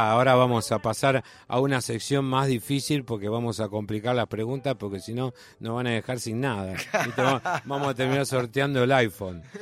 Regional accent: Avellaneda, Buenos Aires Province, Argentina; De Sarandí y Avellaneda

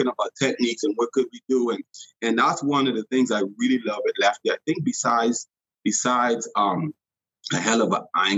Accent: Bahamas; I grew up in the Bahamas and I fished all the time

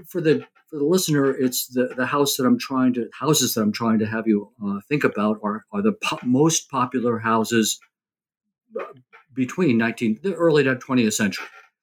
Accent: New Jersey, United States; I grew up in New Jersey, suburban kid.

